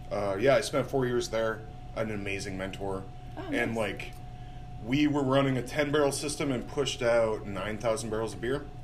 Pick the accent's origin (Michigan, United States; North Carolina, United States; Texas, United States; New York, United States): New York, United States; Syracuse; I'm from the Syracuse area.